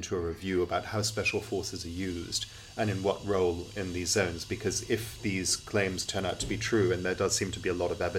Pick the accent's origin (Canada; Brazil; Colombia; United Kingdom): United Kingdom; England; accent: very English; gone to school and grown up in England